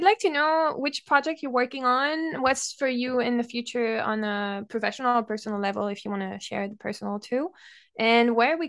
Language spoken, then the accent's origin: English; Mexico; first language Spanish; English is a second language; now in Canada; sure, I've heard enough times, especially when I was in Mexico, but even in Canada, I guess, how my accent is cute and sexy and whatever.